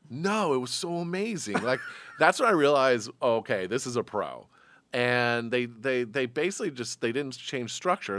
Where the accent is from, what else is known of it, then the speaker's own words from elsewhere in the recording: Atlanta, Georgia, United States; here's a kid from Atlanta